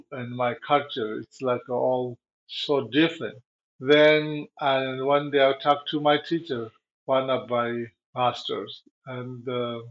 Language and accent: English; Tibet, China; English is a second language; moved away as an adult; also born or lived in India / Nepal; now in United States; I'm run away from Tibet and to went to India and Nepal.